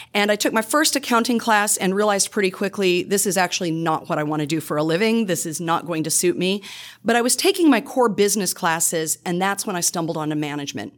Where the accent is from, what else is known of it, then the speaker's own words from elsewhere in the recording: Iowa, United States; moved away as an adult; now in Louisiana, United States; I'm originally from the Midwest. I grew up in Iowa